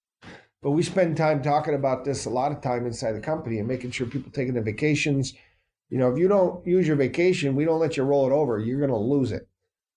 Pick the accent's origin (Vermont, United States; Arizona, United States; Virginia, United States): Vermont, United States; I was a Patriot fan my entire life growing up in the Northeast Kingdom.